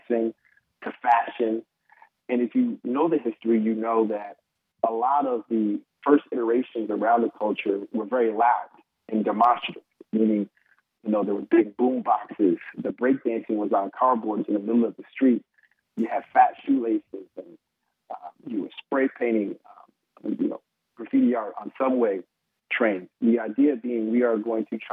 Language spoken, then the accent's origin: English; Capital District, New York, United States; I'm from the Capital District